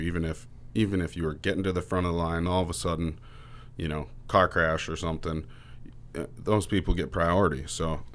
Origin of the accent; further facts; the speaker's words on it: Roswell, United States; growing up here in Roswell, we're ten miles from Canada.